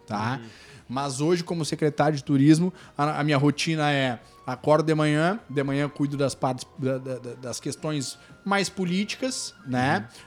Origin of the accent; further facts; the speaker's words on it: Torres, Rio Grande do Sul, Brazil; also born or lived in Porto Alegre / Spain; sou nascido em Torres aí. É nativo da terra.